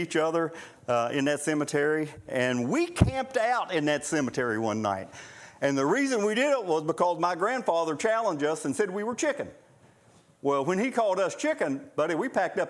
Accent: Nellis, West Virginia, United States; Where I grew up in Boone County, just a little ways from where we lived, Armco Steel, many years ago, when Armco Steel had a mine at Nellis

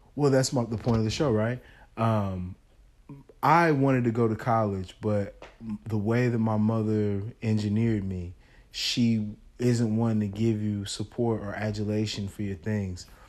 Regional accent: Kansas City, Missouri, United States; also born or lived in St. Louis; we're originally from St. Louis, but I went to school in Kansas City

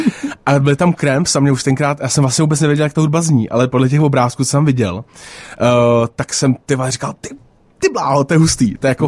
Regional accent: Prague, Czechia; Já jsem jako narozený na letní a, a s tím, že jako moje máma, eh, tam taky vyrostla.

